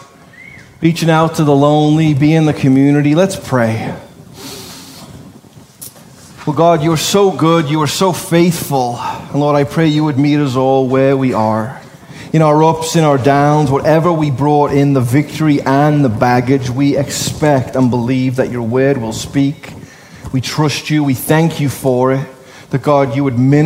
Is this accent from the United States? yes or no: no; Liverpool, North West England, United Kingdom; I'm a Scouser